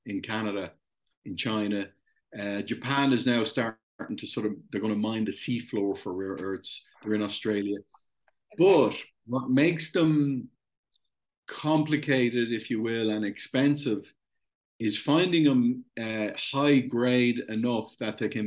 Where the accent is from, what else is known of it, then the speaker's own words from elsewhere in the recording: Ireland; I'm Irish